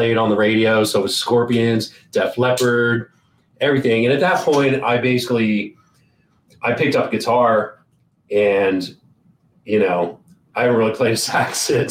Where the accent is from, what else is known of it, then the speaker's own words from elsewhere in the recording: Georgetown, Delaware, United States; I grew up on the East Coast in a very small state called Delaware. It's right next to Maryland, near PA, New Jersey. I don't know if anybody knows where that's at. So small town called Georgetown, Delaware.